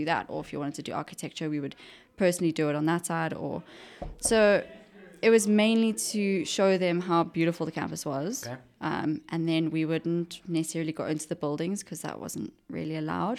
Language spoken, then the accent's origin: English; Johannesburg, Gauteng, South Africa; also born or lived in Pretoria; Johannesburg. Uh-huh. Um, born and bred.